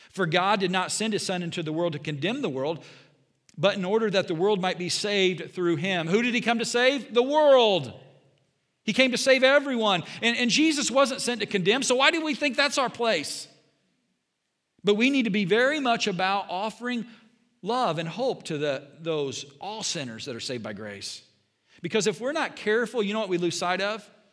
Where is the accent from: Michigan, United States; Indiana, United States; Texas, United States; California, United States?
Indiana, United States; Southern; now in Bond County, Illinois, United States; I grew up in Southern Indiana, went to a Bible college